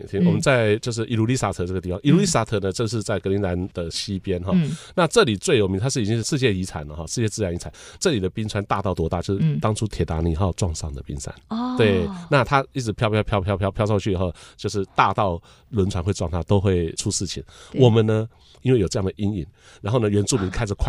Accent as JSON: {"language": "Chinese", "country": "Taiwan", "said": "我们是从台湾来的"}